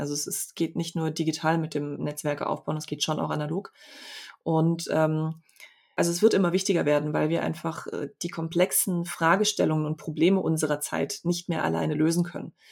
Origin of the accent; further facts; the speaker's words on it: Poland; also born or lived in Freiburg, Germany; now in Stuttgart, Germany; ich bin in Polen geboren